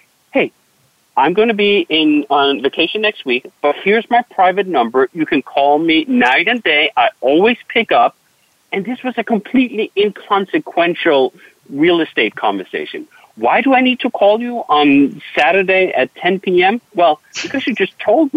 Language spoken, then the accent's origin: English; Denmark; moved away; I'm from Denmark originally